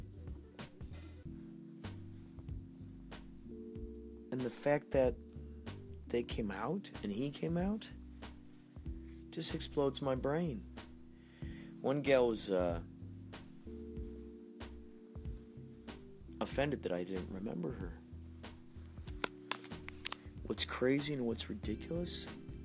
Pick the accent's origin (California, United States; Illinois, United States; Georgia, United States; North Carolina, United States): Illinois, United States; Carol Stream; moved away; who I grew up with in Carroll Stream, Illinois, Chicagoland area, long ago